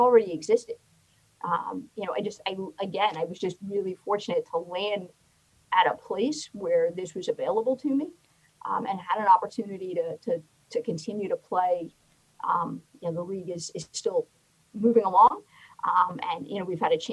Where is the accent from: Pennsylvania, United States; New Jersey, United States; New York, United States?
New York, United States; also born or lived in Oceanside, New York; now in Washington D.C. area, United States; I grew up in New York. And when I was a kid back in the early 70s, you know, I played locally. We moved to a town in New York, Oceanside, New York, when I was in the fourth or fifth grade